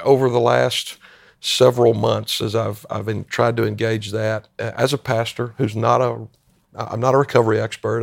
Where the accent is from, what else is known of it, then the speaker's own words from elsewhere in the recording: Greenville-Spartanburg area, South Carolina, United States; moved away as an adult; also born or lived in Maryland; now in Shepherdstown, United States; a native South Carolinian, and I grew up in the Greenville-Spartanburg area, up in the northwest end of the state of South Carolina